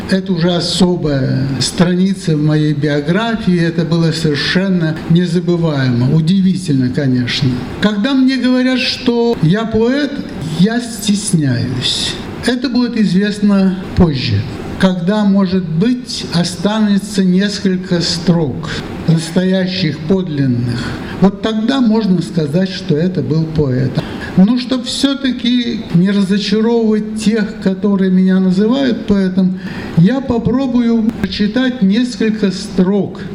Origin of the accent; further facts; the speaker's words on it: Kez, Udmurtia, Russia; also born or lived in Mozhga, Udmurtia; Говорят, я родился в Можге, но я это не помню. Так получилось, что я свою уже детскую, что ли, пору, лучше помню, это был Кез.